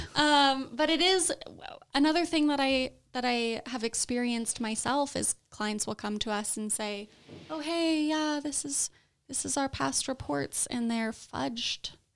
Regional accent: Southern California, United States; I grew up in Southern California.

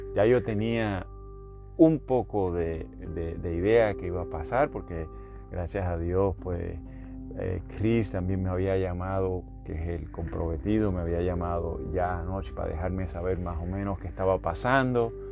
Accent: Puerto Rico; moved away; casi todos los que somos del área de Puerto Rico de Latinoamérica

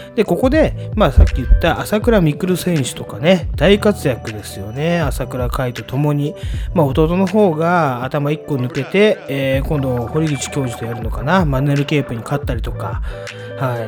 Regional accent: Tokyo, Japan; 私たちの地元ね、まあ、東京東部のストリートニュースなんで、 東部でいう金糸近辺のお話なんですけれども

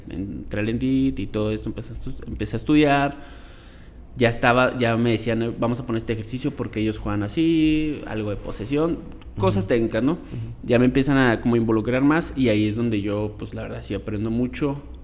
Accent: Ensenada, Baja California, Mexico; moved away as an adult; now in Costa Rica; yo nací en Ensenada, Baja California. Es una ciudad al noroeste de, México.

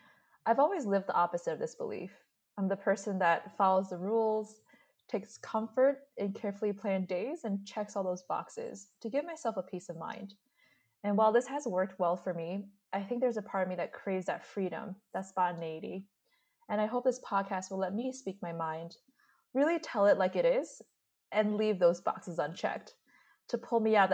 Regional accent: New York, United States; also born or lived in Boston; I was born in Brooklyn, New York

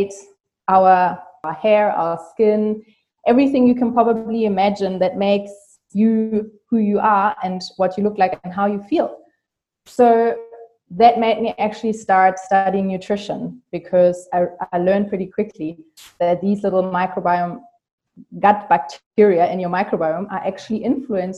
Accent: Germany; English is a second language; I'm from Germany

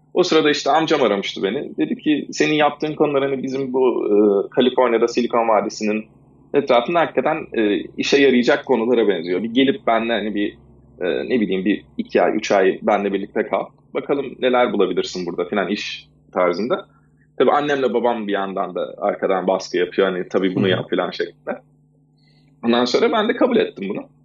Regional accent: Istanbul, Turkey; moved away as an adult; now in United States; ben İstanbul'da doğdum 83 e, senesinde

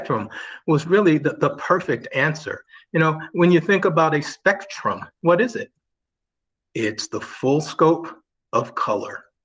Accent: just outside of Cleveland, Ohio, United States; moved away as an adult; also born or lived in Massachusetts / Washington, D.C.; now in Northern Virginia, United States; I was born and raised in Ohio, just outside of Cleveland

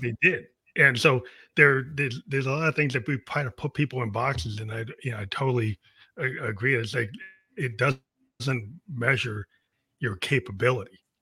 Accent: outside of Boston, Massachusetts, United States; I grew up outside of Boston

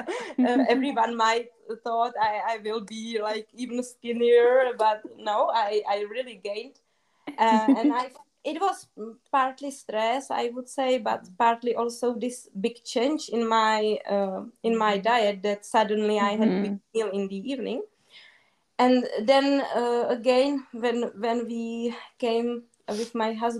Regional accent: Czechia; English is a second language; moved away; also born or lived in South Africa / Austria; in the Czech Republic, we have really good breads

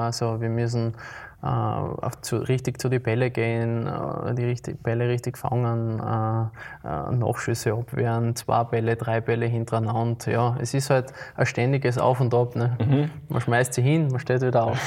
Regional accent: Graz, Styria, Austria; moved away as an adult; now in St. Josef, Austria; ich bin in der Stadt aufgewachsen, wie du richtig mhm. gesagt hast, in Liebenau

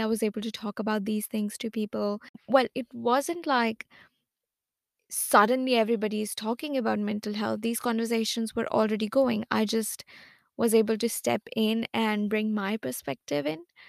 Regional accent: Lucknow, Uttar Pradesh, India; moved away as an adult; now in Melbourne, Australia; I was born and brought up in India. I am from Lucknow.

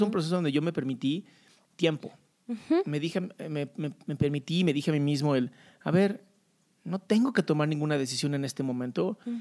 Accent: Mexico

